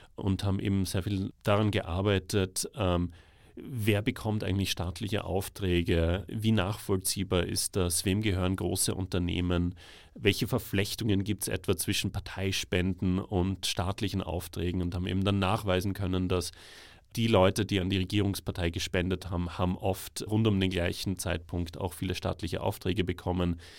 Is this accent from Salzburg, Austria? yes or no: yes; Salzburg, Austria; moved away as an adult; also born or lived in Tbilisi, Georgia; ich bin aus Salzburg